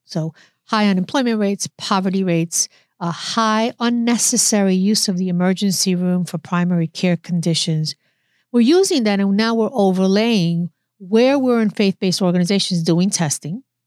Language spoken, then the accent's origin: English; New York City, New York, United States; moved away as an adult; also born or lived in Newark, New Jersey; I was, uh, born and raised in the Bronx. I'm a New Yorker